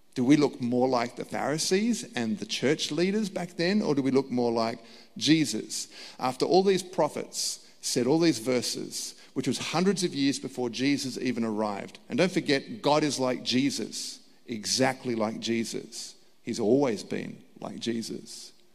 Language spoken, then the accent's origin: English; Australia; I was born in Australia. My parents were born in Australia.